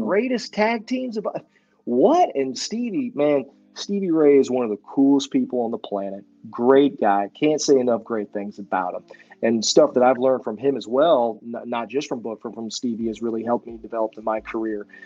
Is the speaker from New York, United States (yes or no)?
no; Houston, Texas, United States; also born or lived in Oklahoma; I moved back home to my hometown of Houston, Texas